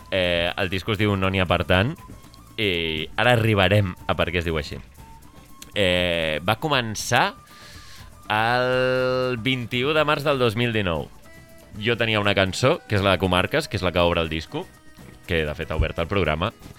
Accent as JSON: {"language": "Catalan", "town": "Sant Cugat del Vallès", "region": "Catalonia", "country": "Spain", "said": "Jo sóc de Sant Cugat"}